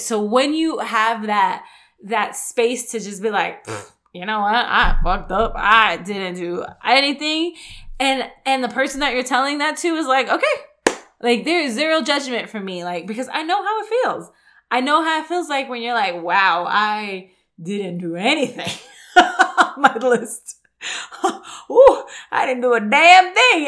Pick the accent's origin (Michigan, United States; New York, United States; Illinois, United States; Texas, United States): New York, United States; moved away; I grew up in New York